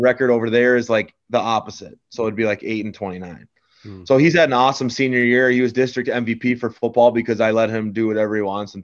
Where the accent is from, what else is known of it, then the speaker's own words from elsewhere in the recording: St. James, Minnesota, United States; moved away as an adult; now in Mountain Lake, United States; I'm disappointed in my hometown